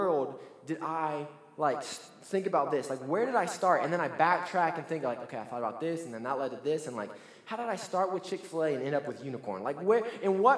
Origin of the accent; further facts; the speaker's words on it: Lebanon, Ohio, United States; moved away as an adult; now in Canton, Georgia, United States; We're originally from Lebanon, Ohio, which is in between Cincinnati and Dayton